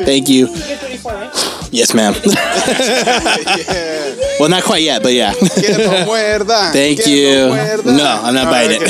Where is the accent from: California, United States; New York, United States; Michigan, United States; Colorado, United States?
California, United States; Los Angeles; we're from Los Angeles.